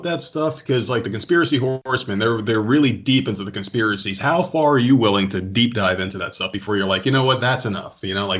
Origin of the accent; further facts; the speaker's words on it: Middlesex County, New Jersey, United States; moved away; Middlesex County here, man.